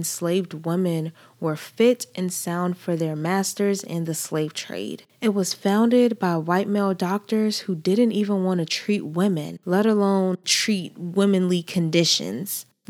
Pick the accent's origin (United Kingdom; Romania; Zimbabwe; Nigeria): Nigeria; now in United States; I am a Nigerian woman. I identify as a Nigerian woman. I identify as a Black woman. And I've been in these states for most of my life.